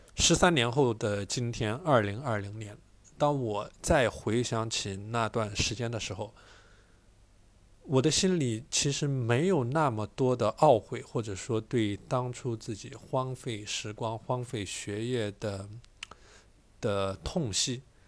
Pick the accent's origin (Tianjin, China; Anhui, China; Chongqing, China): Chongqing, China; a small town in; 我从重庆的一个小镇来到了重庆最好的高中之一